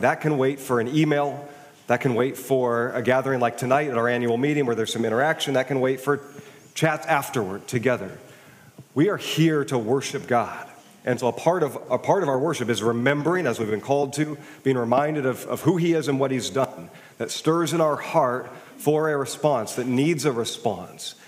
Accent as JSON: {"language": "English", "town": "Kirkland", "region": "Washington", "country": "United States", "tie": "born or raised there", "also_born_or_lived": "Wisconsin", "said": "I grew up in Kirkland"}